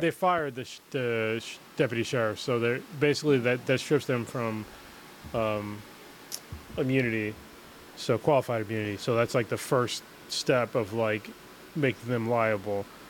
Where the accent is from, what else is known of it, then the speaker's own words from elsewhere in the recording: United States; as an American